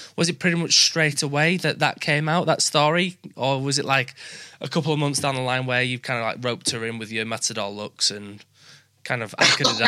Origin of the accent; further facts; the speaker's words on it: Yorkshire and the Humber, United Kingdom; accent: Yorkshire; Yorkshire people, where we just talk normal